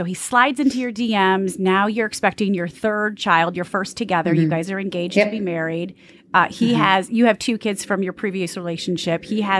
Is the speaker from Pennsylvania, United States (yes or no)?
no; Jackson, Michigan, United States; accent: Michigan; this is two Michigan girls talking. I was born and raised in J-Town, Jackson